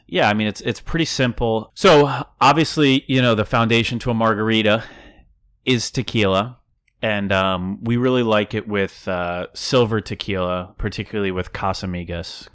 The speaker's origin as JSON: {"language": "English", "town": "Downingtown", "region": "Pennsylvania", "country": "United States", "tie": "born or raised there", "moved": "yes", "said": "I bartended back in Downingtown, in my hometown, for, like, three years"}